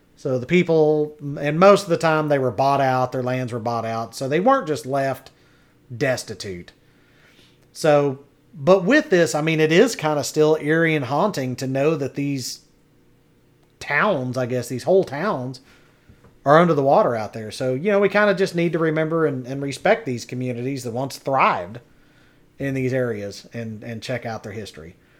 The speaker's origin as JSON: {"language": "English", "town": "Henrietta", "region": "Texas", "country": "United States", "tie": "born or raised there", "also_born_or_lived": "Wichita Falls, Texas", "said": "I grew up in Clay County, Henrietta, Texas, which was the county seat"}